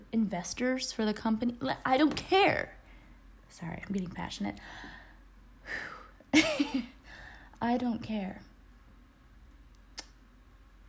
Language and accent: English; United States; my experience as an American